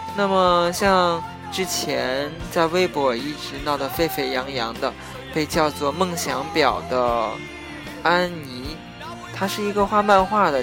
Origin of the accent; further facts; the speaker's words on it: China; moved away; 符合我们中国国情的，特别是符合我们中国人